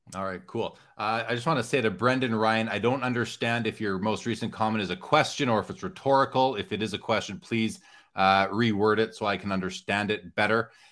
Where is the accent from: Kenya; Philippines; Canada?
Canada; as a Canadian